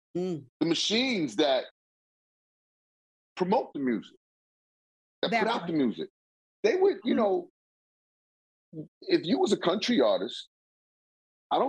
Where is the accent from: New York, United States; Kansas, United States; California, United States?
New York, United States; New York City; I'm from Queens